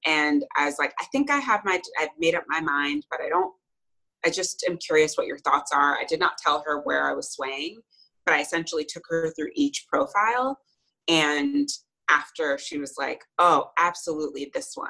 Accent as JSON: {"language": "English", "country": "United States", "tie": "born or raised there", "said": "i grew up in the united states"}